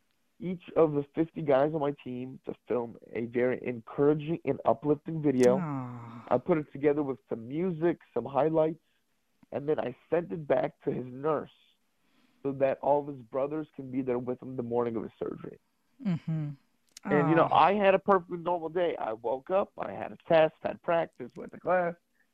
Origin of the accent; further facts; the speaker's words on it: Los Angeles, California, United States; moved away as an adult; I'm from Los Angeles